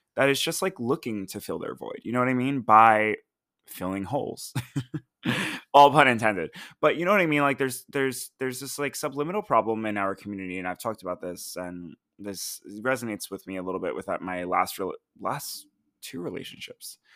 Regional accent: United States; as an American

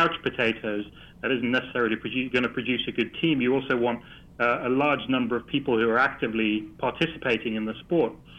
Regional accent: Netherlands; I'm Dutch

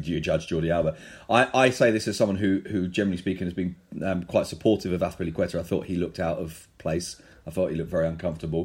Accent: London, United Kingdom; we're two guys from London

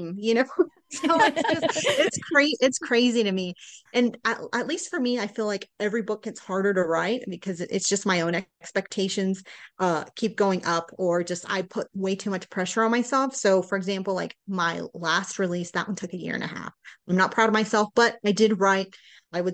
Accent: Houston, Texas, United States; also born or lived in Florida; now in Colorado, United States; we're from Houston

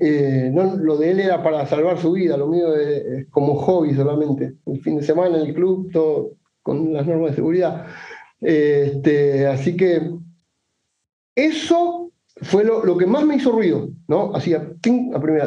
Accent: Buenos Aires, Argentina; de Buenos Aires, Argentina

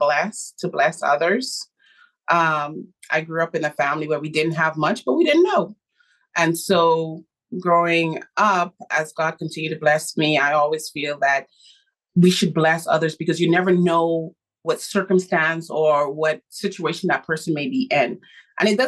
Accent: Bahamas; I was born in the Bahamas

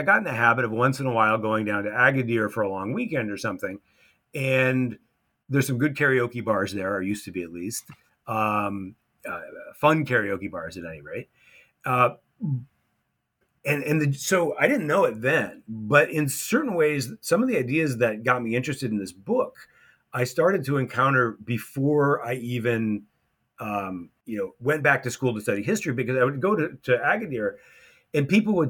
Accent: United States; going back to that experience of being an American at an American school, projecting American culture

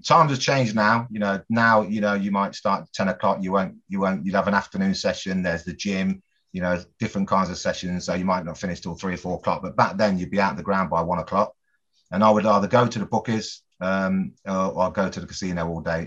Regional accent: Coventry, West Midlands, United Kingdom; also born or lived in Bristol; family and friends back home in my hometown of Coventry

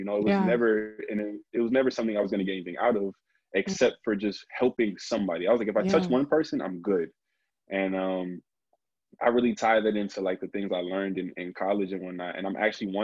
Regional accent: New Jersey, United States; I'm from Jersey

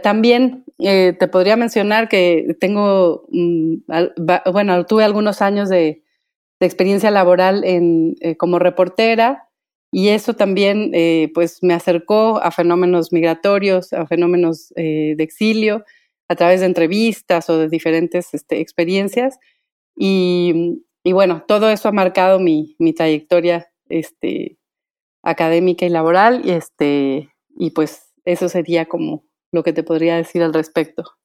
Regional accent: Michoacán, Mexico; soy originaria de Michoacán

